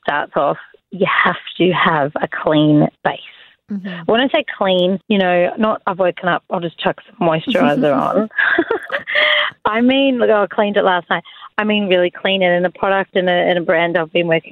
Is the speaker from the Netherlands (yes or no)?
no; Melbourne, Victoria, Australia; also born or lived in London; I'm from Melbourne